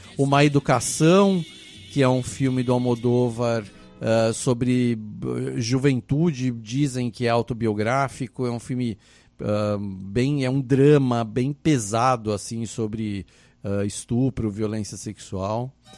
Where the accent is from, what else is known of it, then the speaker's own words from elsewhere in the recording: Brazil; eu sou do Brasil